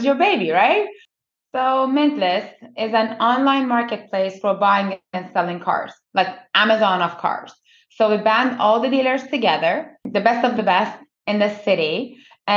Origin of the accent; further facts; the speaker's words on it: Iran; moved away as an adult; also born or lived in United States; now in Canada; I was born in Iran by two perfectionist parents.